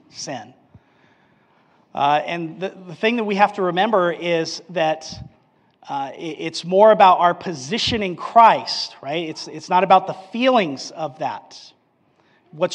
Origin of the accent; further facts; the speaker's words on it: Albuquerque, New Mexico, United States; Growing up in Albuquerque, New Mexico